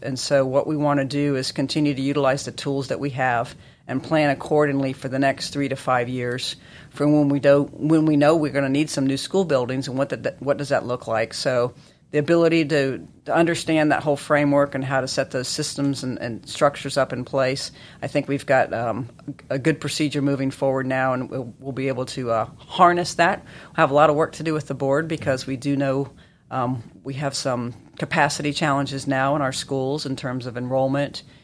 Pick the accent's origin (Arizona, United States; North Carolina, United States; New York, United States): North Carolina, United States; Chapel Hill; I grew up in Chapel Hill